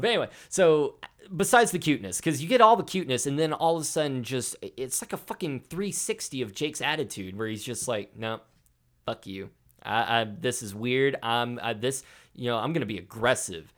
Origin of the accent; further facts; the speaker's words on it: the South, United States; I'm from the South